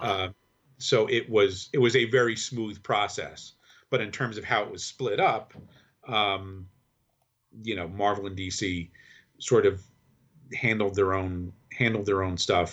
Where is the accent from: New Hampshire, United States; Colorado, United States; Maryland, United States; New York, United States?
New York, United States; Kingston; I grew up in the Hudson Valley. in, uh, Kingston, New York.